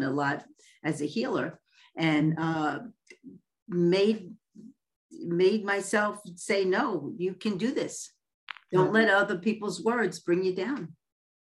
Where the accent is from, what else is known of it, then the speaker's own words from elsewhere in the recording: New York City, New York, United States; moved away as an adult; also born or lived in Westlake, California; now in California, United States; I was born and raised in Coney Island